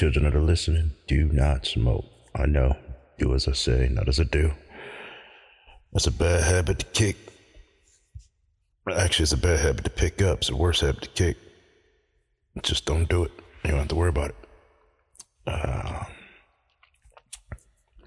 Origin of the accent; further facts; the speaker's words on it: Central New York, United States; Born and raised in Central New York